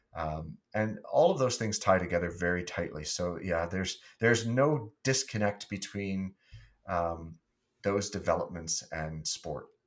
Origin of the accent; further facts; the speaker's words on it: Wallaceburg, Ontario, Canada; being from Wallaceburg, Ontario, which was my hometown